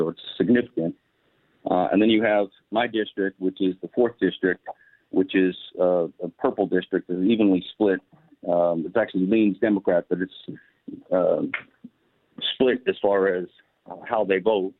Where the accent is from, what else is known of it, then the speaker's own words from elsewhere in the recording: New York City, New York, United States; now in Brea, United States; I'm from New York, Puerto Rican from New York City